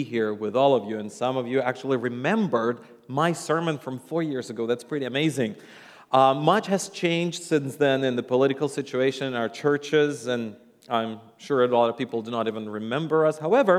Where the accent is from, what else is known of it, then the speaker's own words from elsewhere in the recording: Russia; English is a second language; And yes, I am from Russia, and I am a Russian, and a lot of times people go like, you have an accent, but it's not the Russian accent.